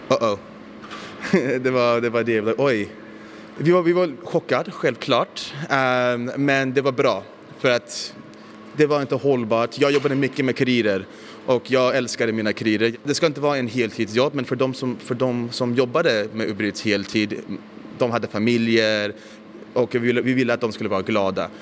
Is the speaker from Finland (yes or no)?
no; United States; now in Stockholm, Sweden; Jag växte upp i USA, så jag spelade mycket amerikansk fotboll, brottning och sånt